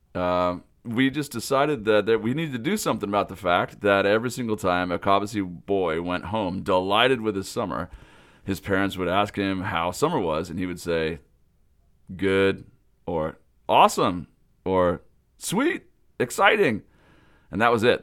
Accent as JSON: {"language": "English", "town": "Pullman", "region": "Washington", "country": "United States", "tie": "born or raised there", "said": "I grew up in Pullman, Washington, home of the Washington State Cougars"}